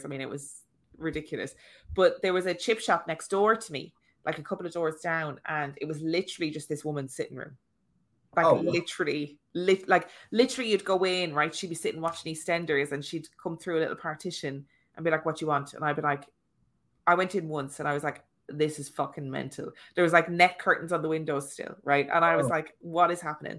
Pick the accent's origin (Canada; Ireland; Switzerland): Ireland; moved away; my chipper in my hometown, which is called Eddie Phelan's